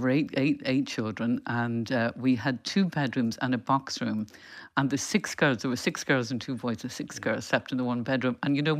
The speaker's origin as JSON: {"language": "English", "region": "England", "country": "United Kingdom", "tie": "born or raised there", "also_born_or_lived": "Dublin, Ireland", "said": "I was born in Dublin and there were eight children in our family. But when I was a year old, my parents and six children at that point left to live in England"}